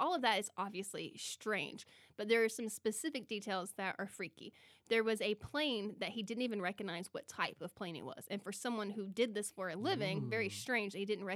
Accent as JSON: {"language": "English", "region": "the South", "country": "United States", "tie": "born or raised there", "said": "I was raised in the South"}